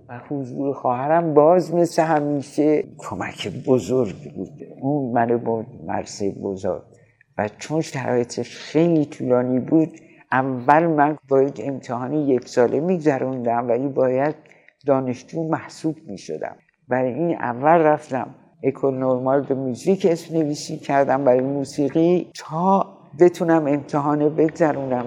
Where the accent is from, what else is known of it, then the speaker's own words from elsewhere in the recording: Iran; به عنوان یک ایرونی